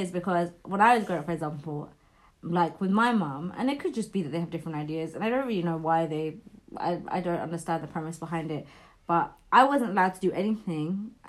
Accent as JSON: {"language": "English", "region": "London", "country": "United Kingdom", "said": "I would rather work 5 jobs and get priced out of London, because I'm a Londoner."}